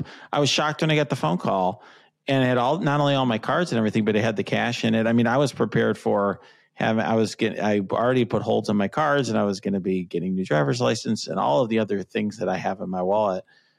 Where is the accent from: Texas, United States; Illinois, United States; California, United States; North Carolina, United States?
Illinois, United States; Chicago; So I'm a Chicagoan.